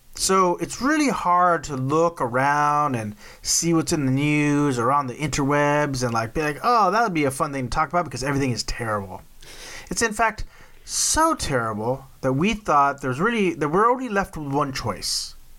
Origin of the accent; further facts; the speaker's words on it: Texas, United States; I'm from Texas. Like Waco was not that far up the road from us.